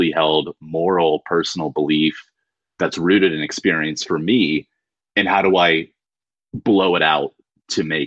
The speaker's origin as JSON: {"language": "English", "country": "United States", "also_born_or_lived": "Beirut, Lebanon", "said": "I'm an American"}